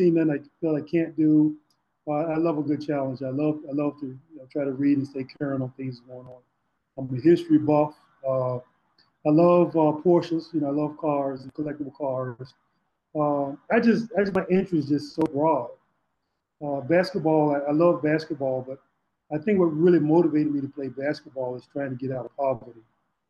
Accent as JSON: {"language": "English", "town": "Rocky Mount", "region": "North Carolina", "country": "United States", "tie": "born or raised there", "also_born_or_lived": "Maryland / New Jersey / Portland", "moved": "as an adult", "said": "growing up in Rocky Mount, North Carolina"}